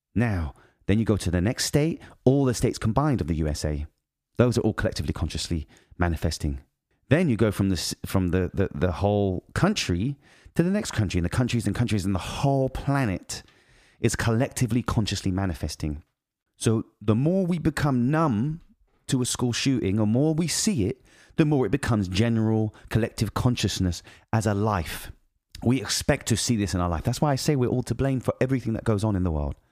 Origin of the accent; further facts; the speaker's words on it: United Kingdom; moved away; I'm British